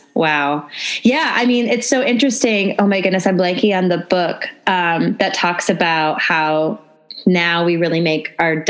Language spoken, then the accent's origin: English; the North, United States; now in Nashville, United States; growing up in the North, not that there aren't religious people in the North, but like I've only really been introduced to purity culture since I've been living in the South.